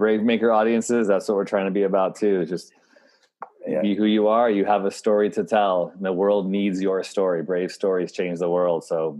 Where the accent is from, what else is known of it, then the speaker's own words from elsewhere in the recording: Illinois, United States; moved away; I'm from Illinois, but it felt like I went to a high school that was like super in the boonies.